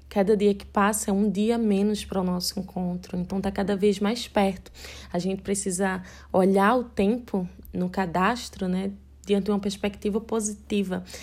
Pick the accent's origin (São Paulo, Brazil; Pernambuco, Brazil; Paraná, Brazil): Pernambuco, Brazil; Recife; Eu sou casada com Sérgio, nós somos de Recife, Pernambuco